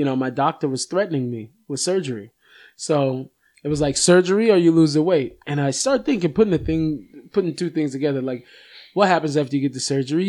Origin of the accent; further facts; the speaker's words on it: Seattle, Washington, United States; now in Israel; I grew up in Seattle.